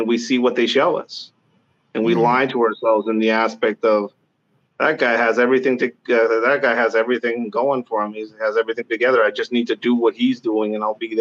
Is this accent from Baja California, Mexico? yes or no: yes; Tijuana, Baja California, Mexico; moved away as an adult; now in United States; I grew up tagging in Mexico, Tijuana specifically